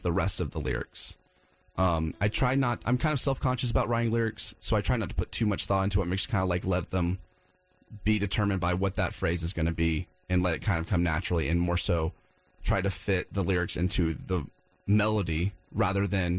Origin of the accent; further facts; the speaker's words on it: Wilmington, United States; moved away; I'm from Wilmington, and I go down there quite a bit to visit family and friends